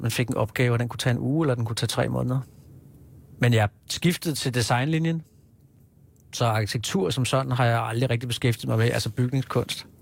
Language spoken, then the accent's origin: Danish; Hillerød, Capital Region of Denmark, Denmark; moved away as an adult; also born or lived in Kirke Værløse; now in Copenhagen, Denmark; jeg er født på Rigshospitalet i 74, og så øh, har jeg boet øh, i Kirkeværløse lige i min alleryngste år. Ellers så har jeg vokset op i Hillerød.